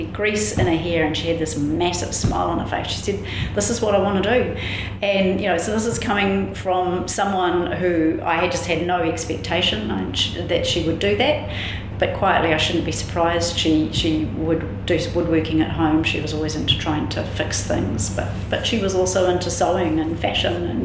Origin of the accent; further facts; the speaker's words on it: Waiuku, Auckland, New Zealand; I'm from Waiuku